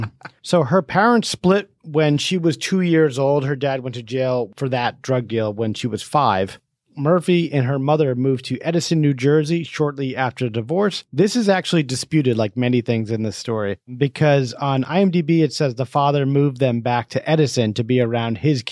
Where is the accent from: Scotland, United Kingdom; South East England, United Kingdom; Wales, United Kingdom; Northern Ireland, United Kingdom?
South East England, United Kingdom; Portchester; I'm from Portchester.